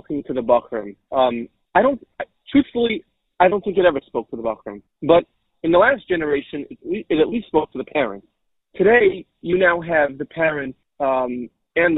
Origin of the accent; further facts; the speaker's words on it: Cleveland Heights, Ohio, United States; moved away; I grew up in Cleveland, Ohio, Cleveland Heights, Ohio